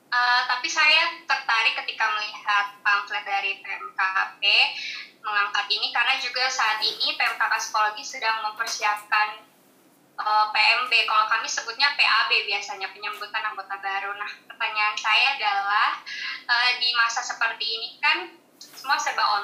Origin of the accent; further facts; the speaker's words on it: Palu, Central Sulawesi, Indonesia; now in Semarang, Indonesia; saya juga orang Palu sih, cuman sedang merantau di, di kota orang di Semarang.